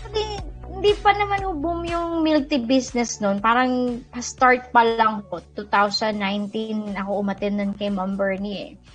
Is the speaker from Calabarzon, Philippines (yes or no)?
yes; Quezon, Calabarzon, Philippines; moved away; dun sa province namin sa Quezon